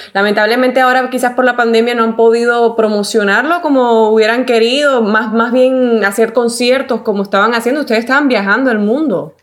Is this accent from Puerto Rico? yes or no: yes; Puerto Rico; yo soy puertorriqueña